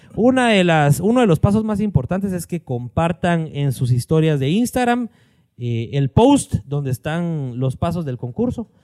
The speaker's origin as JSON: {"language": "Spanish", "town": "Mixco", "region": "Guatemala Department", "country": "Guatemala", "said": "nosotros somos de aquí de Misco"}